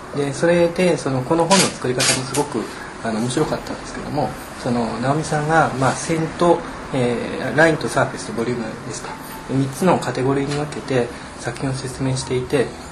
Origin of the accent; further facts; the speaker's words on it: Kanazawa, Ishikawa, Japan; moved away; also born or lived in Tokyo; 僕自身はえーと、と地元の金沢ですので、